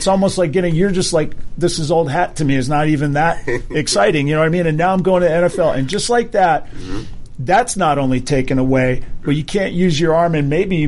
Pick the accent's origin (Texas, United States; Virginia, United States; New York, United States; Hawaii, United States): Hawaii, United States; I grew up in Hawaii